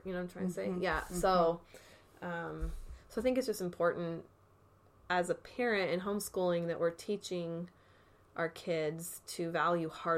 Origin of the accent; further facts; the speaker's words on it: Arizona, United States; moved away; back to my hometown in Arizona